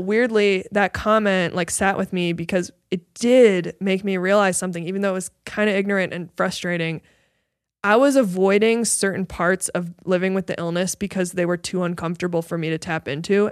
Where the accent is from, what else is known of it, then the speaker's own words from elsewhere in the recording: Midwest, United States; moved away; inspired by my hometown and my, and the Midwest